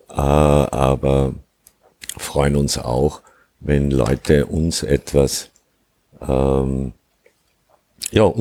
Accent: Upper Austria, Austria; ja, ich komme ursprünglich aus Oberösterreich, bin acht Kilometer entfernt äh, von Mauthausen aufgewachsen

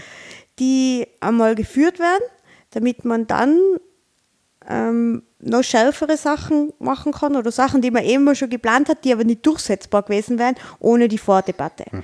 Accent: Tyrol, Austria; uns als Tiroler

